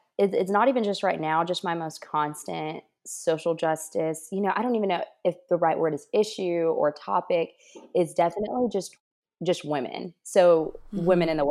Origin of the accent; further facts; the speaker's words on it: Alabama, United States; now in Washington, United States; people here, Alabama, that I'm from Alabama, because that's what I claim, because that's where my parents are. That's where my loved ones are. And that's my home.